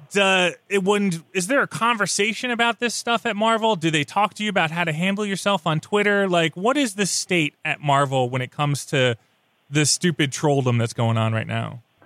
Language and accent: English; New York, United States; I'm from New York. I grew up about 90 miles outside of the city